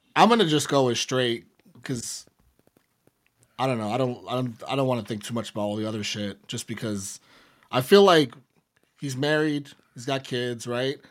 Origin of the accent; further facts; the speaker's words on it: New York City, New York, United States; I'm from the Bronx